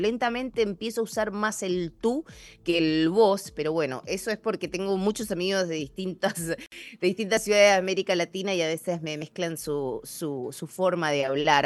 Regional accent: Argentina; moved away as an adult; now in Seattle, United States; como buena argentina

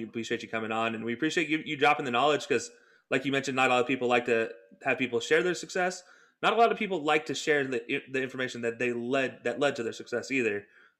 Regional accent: Alabama, United States; now in Cleveland, United States; I'm from Alabama.

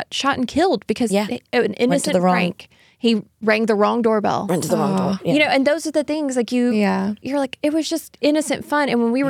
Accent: the South, United States; Growing up in the South, we don't have anything like that.

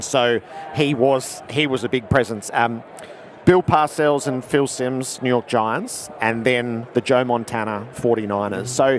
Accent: Melbourne, Victoria, Australia; in Melbourne, which is my hometown

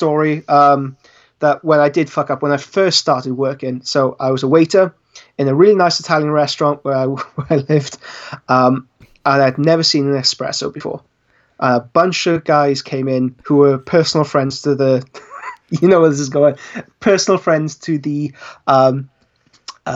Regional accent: Wales, United Kingdom; I'm Welsh

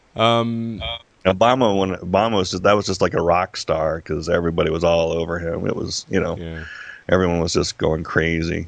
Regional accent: Las Vegas, Nevada, United States; I'm born born and raised in Las Vegas, a Las Vegas uh, native, uh, which is rare.

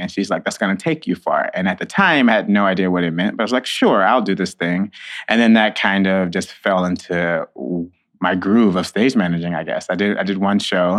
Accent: Hockley, Texas, United States; moved away as an adult; also born or lived in St. Louis, Missouri; now in New York City, United States; I am from Hockley, Texas, which is right outside of Houston, Texas. I usually say Houston. People don't really know what Hockley is. I grew up on a ranch

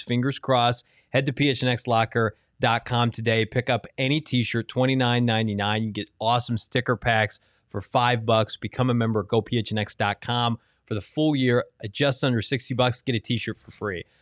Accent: Chicago, Illinois, United States; moved away; I grew up in Chicago

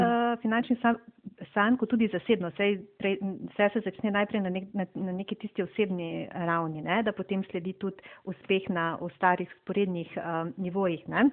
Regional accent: Slovenia; Slovenci smo znani kot zelo zadržani

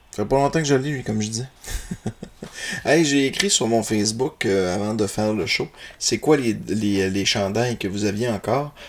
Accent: Roberval, Quebec, Canada; je suis un natif de Robertval

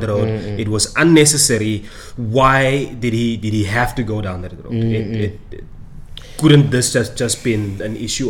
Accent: Namaqualand, Northern Cape, South Africa; accent: deep Namaqualand; I had a deep Namaqualand accent.

